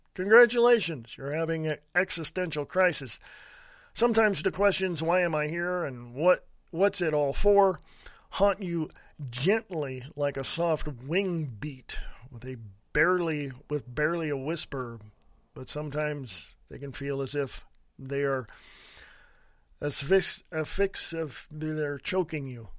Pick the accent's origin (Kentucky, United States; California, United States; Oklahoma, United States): California, United States; Stockton; moved away as an adult; also born or lived in Reno, Nevada / Sutter Creek, California; I grew up in Stockton, California